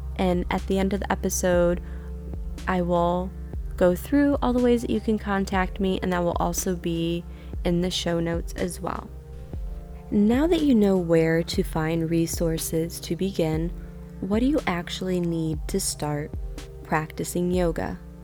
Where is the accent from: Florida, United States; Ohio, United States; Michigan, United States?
Michigan, United States; Niles; now in Indiana, United States; My hometown of Niles, Michigan